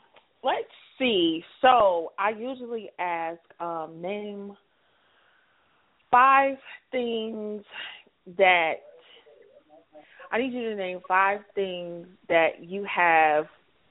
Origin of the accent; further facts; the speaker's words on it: Midwest, United States; I'm from the Midwest, so